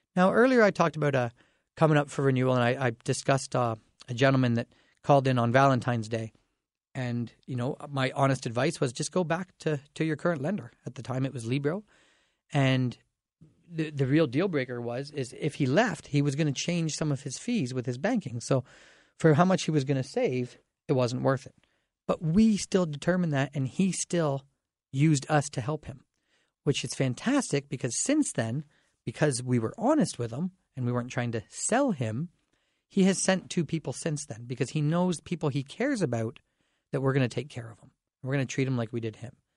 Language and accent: English; Dorchester, Ontario, Canada; now in London, Canada; I grew up in Dorchester.